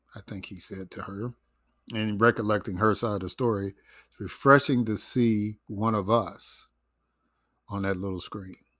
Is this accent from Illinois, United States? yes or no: yes; Chicago, Illinois, United States; growing up in Chicago, there was a neighborhood called Bridgeport.